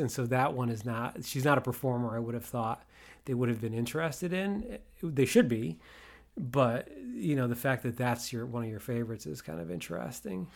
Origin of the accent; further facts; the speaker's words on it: Waterbury, Connecticut, United States; So I grew up outside of Waterbury